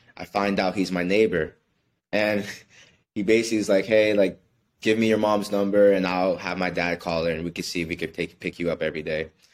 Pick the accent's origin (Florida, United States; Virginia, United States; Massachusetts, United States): Florida, United States; Miami; also born or lived in New York City, New York, United States; when I was about six years old, I moved down here with my mother to Miami. And I've been here ever since then